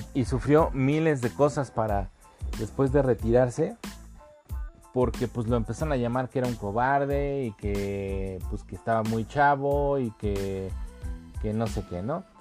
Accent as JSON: {"language": "Spanish", "country": "Mexico", "said": "somos mexicanos y adoramos este país"}